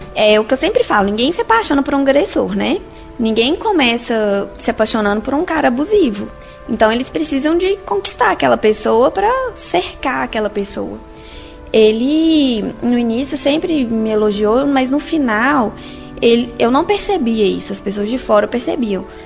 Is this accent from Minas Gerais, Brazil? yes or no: yes; Sete Lagoas, Minas Gerais, Brazil; moved away as an adult; now in Belo Horizonte, Brazil; Eu nasci aqui em BH, mas a vida inteira fui, fui criada em Sete Lagoas